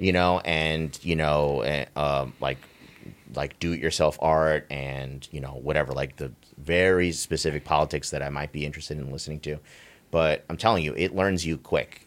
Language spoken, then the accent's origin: English; New York, United States; me growing up in New York